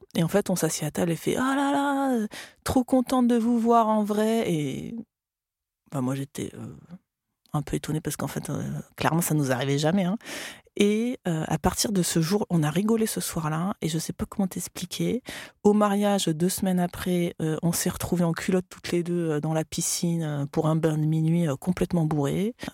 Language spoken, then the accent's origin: French; France; also born or lived in Australia; quand je suis revenue en France, ah bah là, du coup, bah, je, je parlais français